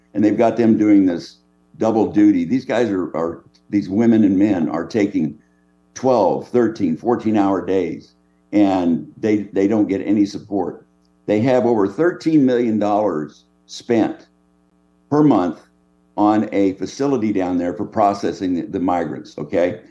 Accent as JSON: {"language": "English", "region": "California", "country": "United States", "moved": "as an adult", "lives_now": "Texas, United States", "said": "I'm from California originally, but I've been in, in Texas for fifty years of my adult life."}